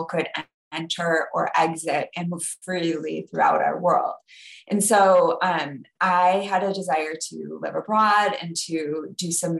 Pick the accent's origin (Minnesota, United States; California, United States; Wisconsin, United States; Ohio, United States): Wisconsin, United States; also born or lived in Ecuador; growing up in Wisconsin